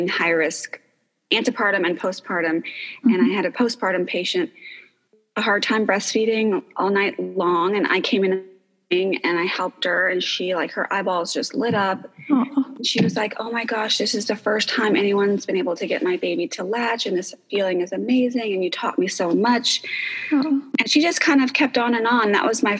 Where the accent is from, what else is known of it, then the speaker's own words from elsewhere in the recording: New York, United States; moved away as an adult; also born or lived in California; now in Austin, United States; I'm originally from New York, and I've been in Austin now for almost 15 years